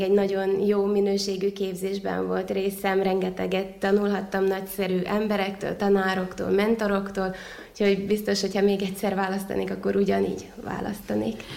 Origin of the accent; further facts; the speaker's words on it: Vojvodina, Serbia; also born or lived in Szeged; itt a saját szülővárosomban